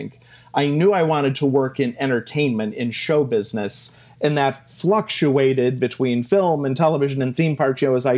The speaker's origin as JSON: {"language": "English", "town": "Cleveland", "region": "Ohio", "country": "United States", "said": "I'm from Cleveland, Ohio, or the Versailles of the Midwest, as we like to call it."}